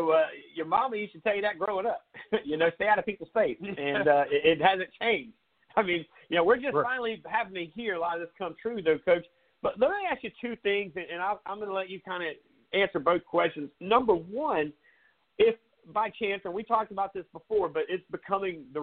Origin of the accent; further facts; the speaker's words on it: Myrtle Beach, South Carolina, United States; Myrtle Beach because that's my hometown